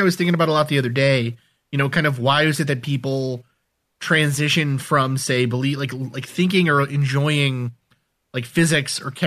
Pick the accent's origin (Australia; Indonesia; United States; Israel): United States; New York City, New York; I grew up in New York City